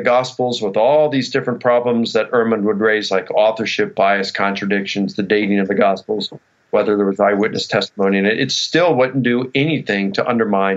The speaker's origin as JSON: {"language": "English", "country": "United States", "tie": "born or raised there", "said": "I was born in the United States"}